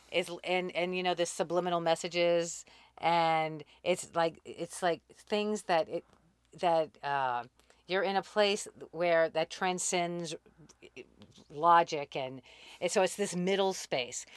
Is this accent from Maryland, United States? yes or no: no; New Orleans, Louisiana, United States; moved away as an adult; also born or lived in Boulder / Germany / San Francisco / Mexico; I grew up in New Orleans, and then I joined the Army after graduating from college